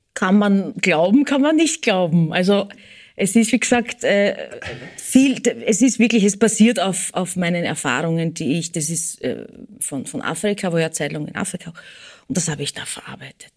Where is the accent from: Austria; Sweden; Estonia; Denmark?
Austria; Eisenstadt, Burgenland; moved away; also born or lived in United States; ich bin in Eisenstadt geboren, ich werd immer f-, Burgenländerin sein und bleiben